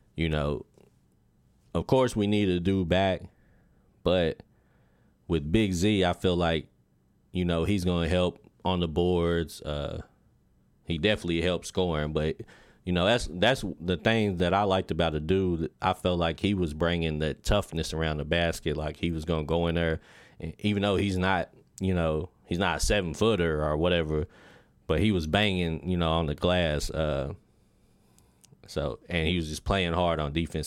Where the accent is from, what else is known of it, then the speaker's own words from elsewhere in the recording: Lexington, Kentucky, United States; I'm from Lexington, Kentucky, born and raised